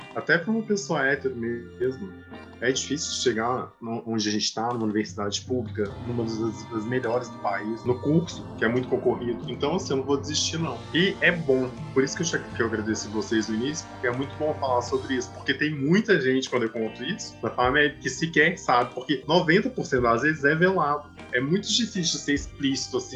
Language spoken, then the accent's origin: Portuguese; Minas Gerais, Brazil; now in Salvador, Brazil; eu sou de Minas Gerais, eu moro em Salvador.